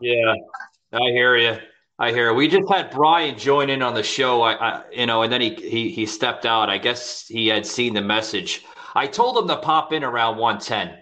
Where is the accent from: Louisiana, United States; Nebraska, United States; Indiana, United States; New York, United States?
New York, United States; New York City; now in Florida, United States; I was born and raised in Queens, New York